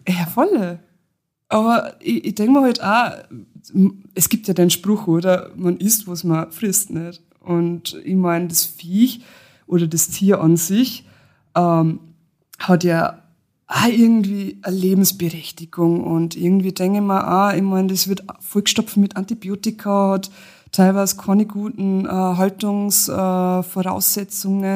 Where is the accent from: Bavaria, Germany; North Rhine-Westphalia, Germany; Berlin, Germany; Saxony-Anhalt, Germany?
Bavaria, Germany; Lower; now in Austria; komme eigentlich gebürtig aus Niederbayern, aber ich wohne schon seit Ewigkeiten in Österreich.